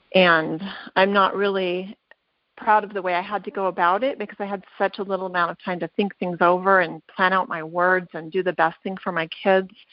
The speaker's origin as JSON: {"language": "English", "region": "Southern California", "country": "United States", "tie": "born or raised there", "moved": "as an adult", "lives_now": "Utah, United States", "said": "I'm a transplant from Southern California where I spent all of my life growing up"}